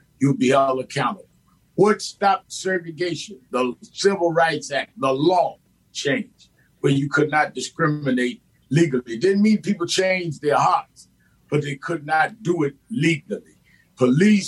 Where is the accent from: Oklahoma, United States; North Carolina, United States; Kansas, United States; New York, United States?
New York, United States; New York City; I grew up in Brownsville, Brooklyn